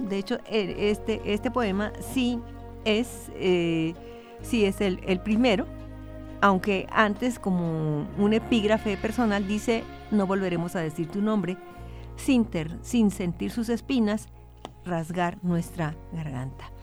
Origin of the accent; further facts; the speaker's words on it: Ciudad Juárez, Chihuahua, Mexico; es de mi tierra, son los burritos juarenses